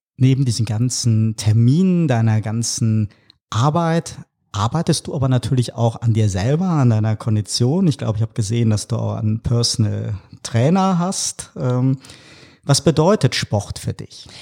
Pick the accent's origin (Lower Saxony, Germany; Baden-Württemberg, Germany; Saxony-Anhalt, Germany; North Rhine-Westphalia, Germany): North Rhine-Westphalia, Germany; ich bin ja auch hier im Rheinland groß geworden